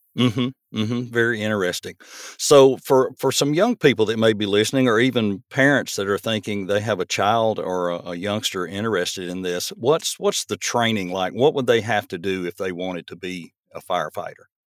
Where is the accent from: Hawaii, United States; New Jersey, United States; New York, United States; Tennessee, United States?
Tennessee, United States; Murfreesboro; moved away as an adult; now in Portland, United States; as a kid growing up in Murfreesboro